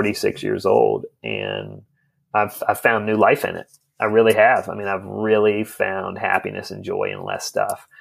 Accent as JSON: {"language": "English", "country": "United States"}